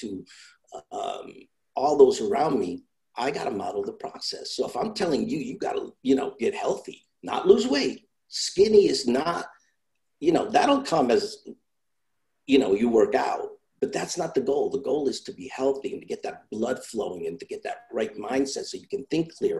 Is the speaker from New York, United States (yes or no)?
yes; New York, United States; also born or lived in Italy; I come from Italy. Then I grew up in New York. So, you know, I grew up in a little rough neighborhood where we had our own slang